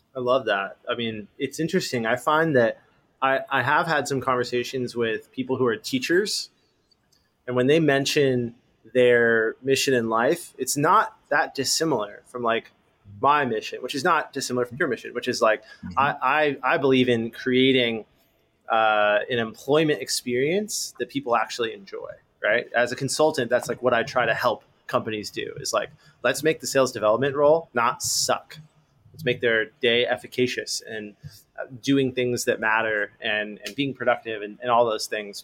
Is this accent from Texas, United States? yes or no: no; Los Angeles, California, United States; i grew up in los angeles born and raised